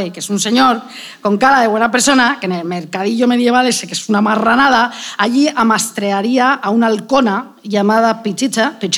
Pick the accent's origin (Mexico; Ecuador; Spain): Spain; Madrid, Community of Madrid; es que yo soy madrileña.